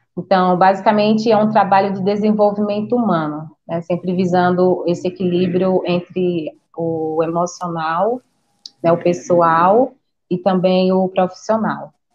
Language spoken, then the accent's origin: Portuguese; Sergipe, Brazil; now in Campinas, Brazil; eu sou nordestina, né, sou de Sergipe, só que atualmente moro em Campinas